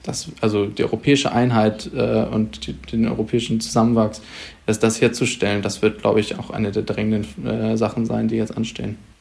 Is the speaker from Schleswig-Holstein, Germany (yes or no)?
yes; Schleswig-Holstein, Germany; bei uns in Schleswig-Holstein